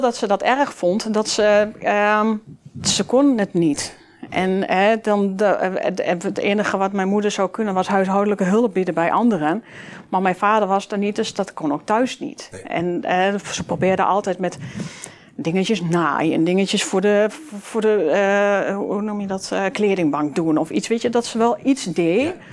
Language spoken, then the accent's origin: Dutch; Enschede, Overijssel, Netherlands; Uit Glanenbrug, grotendeels uit Glanenbrug, eh, in Glanenbrug gewoond. Um, ja, dat is wel een beetje waar ik vandaan kom